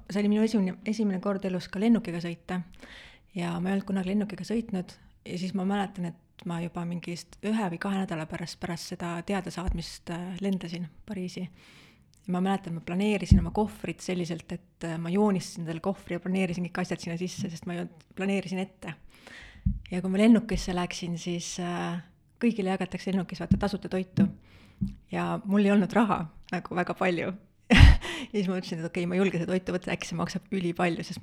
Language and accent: Estonian; Valma, Viljandi County, Estonia; jaa, ma olen hästi väikesest külast, kus on vähem kui sada inimest ja minu lapsepõlv mood-, möödus väga-väga turvalises keskkonnas.